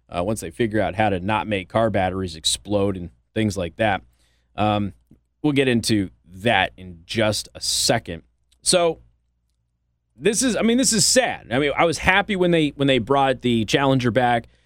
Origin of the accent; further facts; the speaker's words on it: Las Vegas, Nevada, United States; now in South Bend, United States; I'm from Vegas